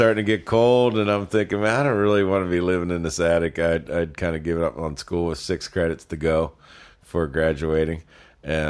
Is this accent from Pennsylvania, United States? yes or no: yes; Pittsburgh, Pennsylvania, United States; I grew up in Pittsburgh